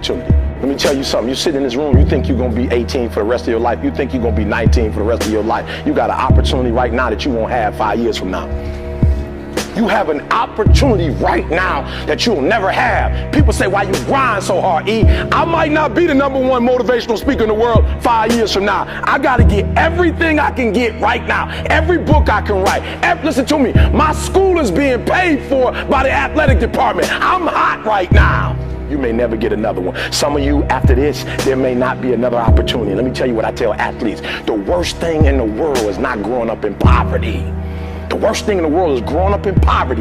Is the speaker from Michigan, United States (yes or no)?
yes; Detroit, Michigan, United States; I'm from Detroit, homeless